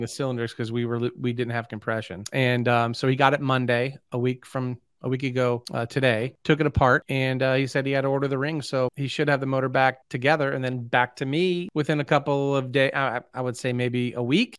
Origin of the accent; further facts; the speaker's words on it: St. Louis, Missouri, United States; I grew up in Saint Louis